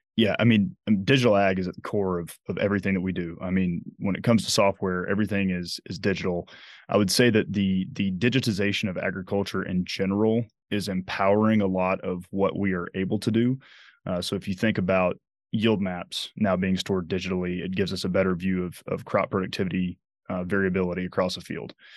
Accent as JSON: {"language": "English", "town": "Dothan", "region": "Alabama", "country": "United States", "tie": "born or raised there", "also_born_or_lived": "Massachusetts / Nebraska", "moved": "as an adult", "lives_now": "Lincoln, United States", "said": "my hometown is Dothan, Alabama, which is the self-proclaimed peanut capital"}